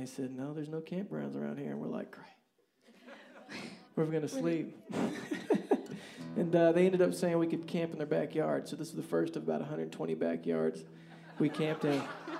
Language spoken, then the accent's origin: English; Kansas, United States; So we're from Kansas, and we don't get things like this.